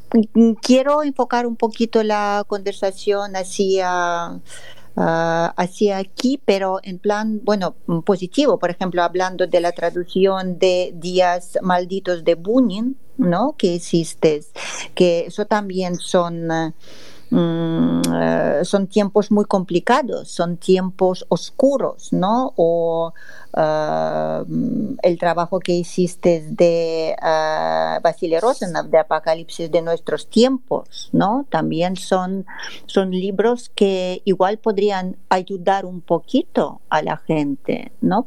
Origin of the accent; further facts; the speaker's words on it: Moscow, Russia; Spanish is a second language; now in Spain; yo soy de Moscú